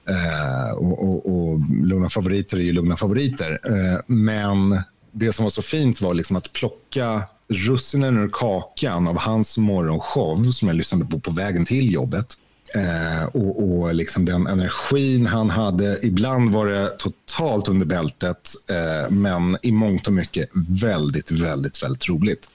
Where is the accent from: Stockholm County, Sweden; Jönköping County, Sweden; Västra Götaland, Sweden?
Stockholm County, Sweden; Stockholm; moved away; also born or lived in Skåne; född och uppvuxen i Stockholm